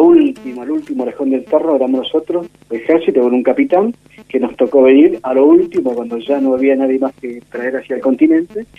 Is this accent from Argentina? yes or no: yes; Buenos Aires Province, Argentina; also born or lived in Posadas, Misiones, Argentina / San Fernando, Buenos Aires / Pilar, Buenos Aires / San Miguel, Buenos Aires; nací en Misiones, Posadas Misiones. Vine a um, Buenos Aires con toda mi familia cuando tenía cuatro años y de ahí ya este, nos quedamos definitivamente en Buenos Aires.